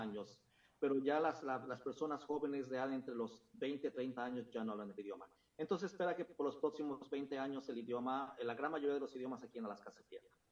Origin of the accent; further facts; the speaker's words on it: Mexico City, Mexico; moved away; la Ciudad de México, que fue donde yo nací y crecí